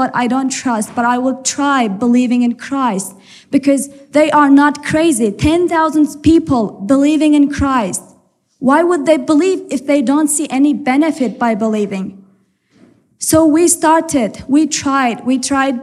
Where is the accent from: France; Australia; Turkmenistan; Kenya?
Turkmenistan; moved away as an adult; also born or lived in Ephraim, Utah; now in Utah, United States; And we are from Turkmenistan. This is in Central Asia